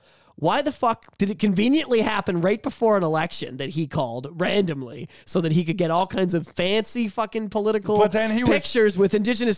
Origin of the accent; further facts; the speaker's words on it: Canada; but as a Canadian, I'm pretty disgusted of what's gone on with that.